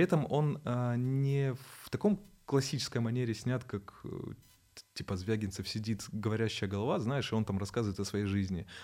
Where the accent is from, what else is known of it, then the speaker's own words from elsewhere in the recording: Naberezhnye Chelny, Tatarstan, Russia; moved away; я сам родился в Набережных Челнах